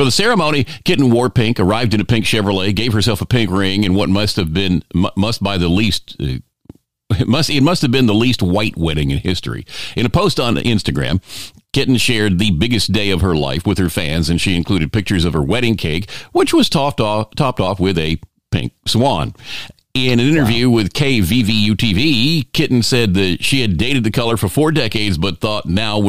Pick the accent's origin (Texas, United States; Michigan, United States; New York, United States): Texas, United States; Houston; moved away as an adult; now in Los Angeles, United States; I sold my car, so I had enough money to leave my hometown of Houston, Texas, and head for the bright pink lights of Hollywood.